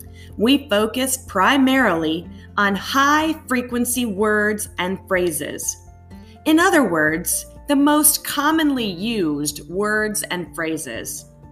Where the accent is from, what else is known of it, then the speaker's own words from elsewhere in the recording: United States; first language English; English is my first language because I grew up in the United States. I have acquired Spanish over many years. I am also trying to or attempting to acquire Chinese.